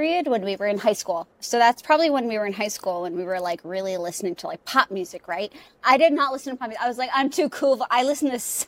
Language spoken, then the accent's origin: English; New England, United States; moved away; also born or lived in New York; Nicole and I grew up in New England, where it's very cold in the winter